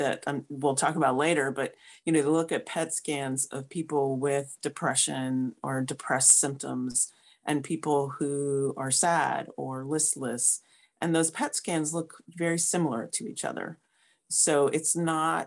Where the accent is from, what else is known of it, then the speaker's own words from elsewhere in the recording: United States; moved away as an adult; also born or lived in St. Louis, Missouri; I moved back to my home state So I graduated from WashU in St. Louis and then stayed there for like 20 years